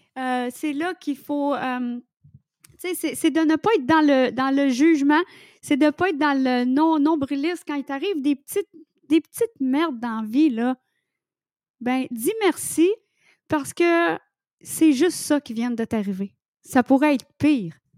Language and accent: French; Quebec, Canada; accent: québécois; je suis québécoise et je parle en québécois dans mon livre